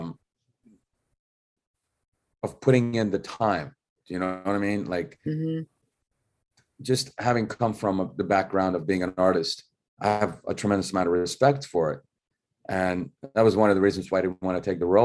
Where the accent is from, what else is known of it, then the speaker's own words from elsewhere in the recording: New York City, New York, United States; also born or lived in Russia; Growing up in Bensonhurst